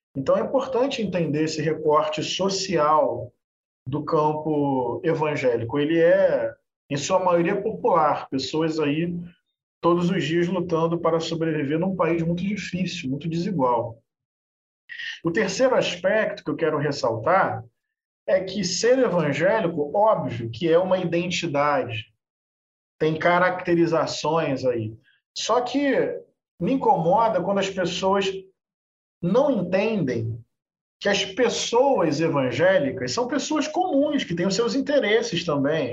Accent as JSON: {"language": "Portuguese", "town": "Niterói", "region": "Rio de Janeiro", "country": "Brazil", "tie": "born or raised there", "said": "Eu nasci em Niterói, aqui uma cidade do lado do Rio de Janeiro. Morei lá até 2016. Eu cresci num bairro periférico popular da zona norte de Niterói"}